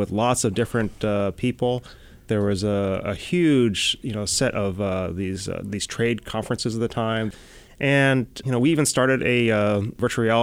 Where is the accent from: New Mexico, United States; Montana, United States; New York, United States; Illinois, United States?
Illinois, United States; Chicago; also born or lived in Boston; Yeah, so I grew up. You know, I grew up in Chicago. I went to school in Boston.